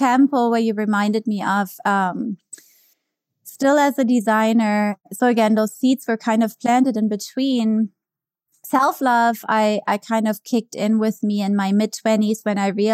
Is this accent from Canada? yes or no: no; Germany; English is a second language; moved away as an adult; also born or lived in New York; now in United States; growing up in Germany